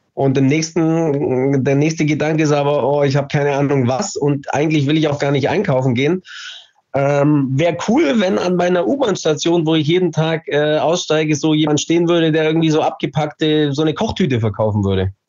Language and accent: German; Allgäu, Bavaria, Germany; moved away; ich bin gebürtiger Allgäuer.